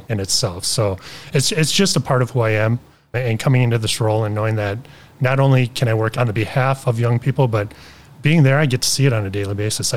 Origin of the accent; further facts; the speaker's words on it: Beloit, Wisconsin, United States; where I grew up in Beloit. I grew up in a neighborhood where we had a lot of poverty